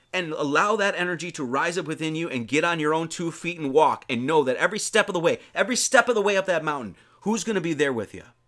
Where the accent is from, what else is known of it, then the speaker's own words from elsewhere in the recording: Wisconsin, United States; I'm from Wisconsin